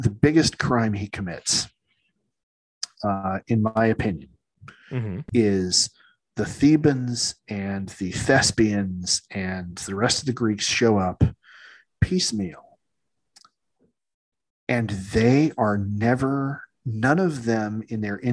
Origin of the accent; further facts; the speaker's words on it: United States; I'm still an American